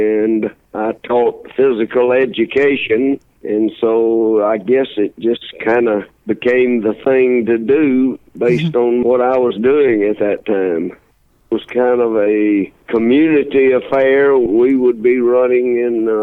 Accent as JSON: {"language": "English", "region": "the South", "country": "United States", "tie": "born or raised there", "said": "growing up in the South"}